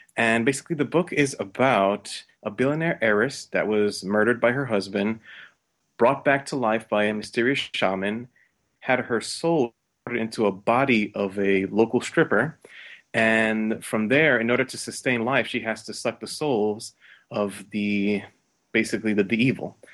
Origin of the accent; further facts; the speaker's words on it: New York, United States; I'm originally from New York